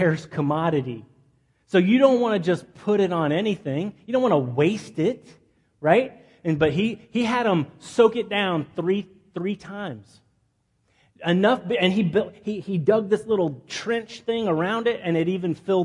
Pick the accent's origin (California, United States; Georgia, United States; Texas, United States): Texas, United States; Midland; moved away; my hometown. I'm from a town called Midland, Texas